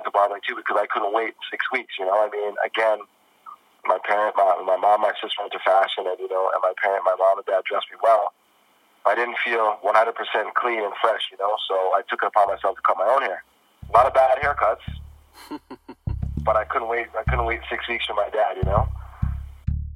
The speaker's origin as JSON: {"language": "English", "town": "Toronto", "region": "Ontario", "country": "Canada", "tie": "born or raised there", "said": "I'm born and raised in Toronto."}